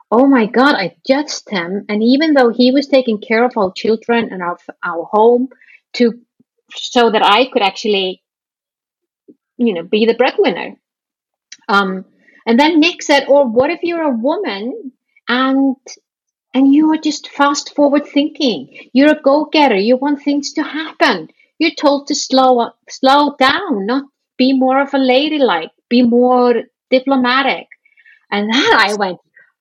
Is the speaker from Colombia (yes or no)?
no; Iceland; I come from Iceland